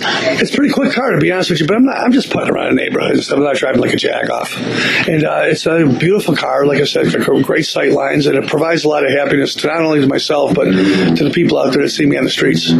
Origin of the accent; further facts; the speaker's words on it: Blue Island, Illinois, United States; my hometown in Blue Island, Illinois